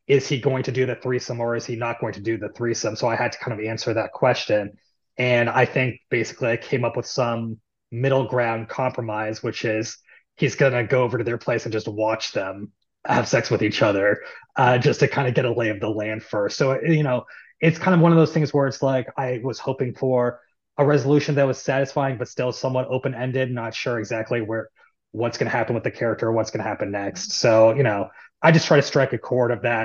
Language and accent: English; Seattle, Washington, United States; moved away as an adult; now in Los Angeles, United States; I'm from Seattle originally, but I went to USC for college